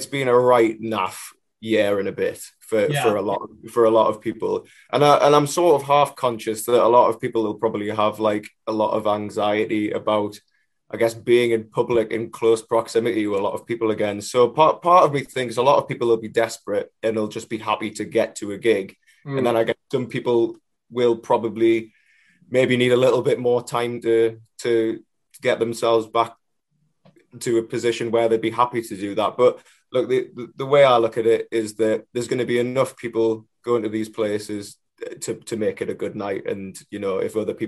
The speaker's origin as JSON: {"language": "English", "town": "Newcastle upon Tyne", "region": "North East England", "country": "United Kingdom", "tie": "born or raised there", "said": "the first gig's going to be sort of in my hometown"}